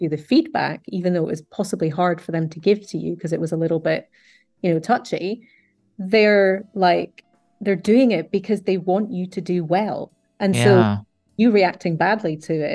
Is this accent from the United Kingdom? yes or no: yes; United Kingdom